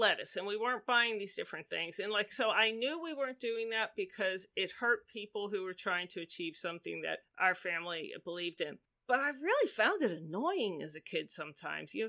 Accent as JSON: {"language": "English", "town": "Pittsburgh", "region": "Pennsylvania", "country": "United States", "tie": "born or raised there", "said": "I grew up in Pittsburgh, Pennsylvania."}